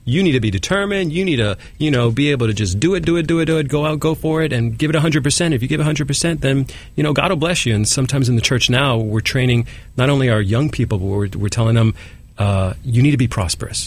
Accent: New York City, New York, United States; I was born here in Manhattan

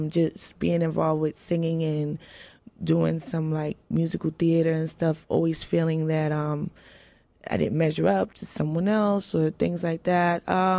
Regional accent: New York, United States; I grew up in New York.

